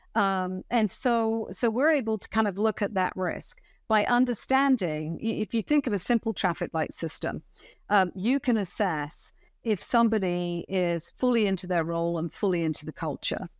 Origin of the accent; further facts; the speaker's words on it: United Kingdom; moved away as an adult; also born or lived in Europe; now in United States; I started off in the U K, funnily enough, in retail as a commercial management trainee straight out of school